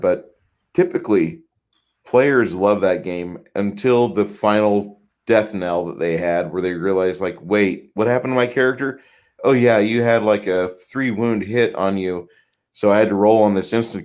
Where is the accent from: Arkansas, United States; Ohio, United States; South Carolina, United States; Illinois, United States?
Illinois, United States; Decatur; born or raised there